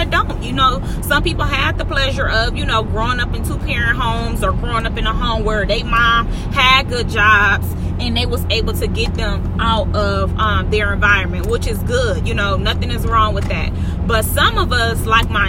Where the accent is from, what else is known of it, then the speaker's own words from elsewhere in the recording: Milwaukee, Wisconsin, United States; Center Street, that's where I'm from, 24th and Center, till